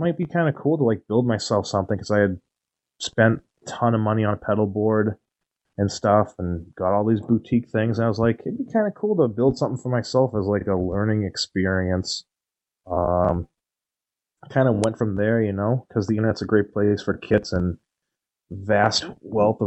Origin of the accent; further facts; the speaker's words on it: New England, United States; I'm from the New England area